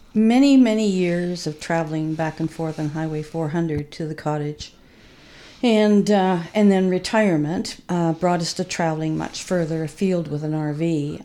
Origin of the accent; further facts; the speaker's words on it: Winnipeg, Manitoba, Canada; also born or lived in Regina, Saskatchewan; now in Huntsville, Canada; I was born in Regina and basically grew up most of my life in Winnipeg